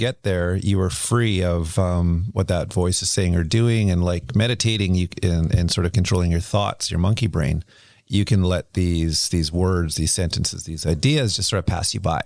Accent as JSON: {"language": "English", "town": "Kelowna", "region": "British Columbia", "country": "Canada", "tie": "born or raised there", "also_born_or_lived": "Vancouver", "said": "I grew up in Kelowna where, you know, it was illegal to be gay"}